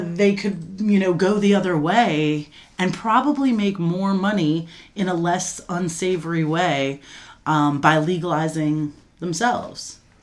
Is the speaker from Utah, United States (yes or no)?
no; Coral Springs, Florida, United States; I'm from Coral Springs, Florida.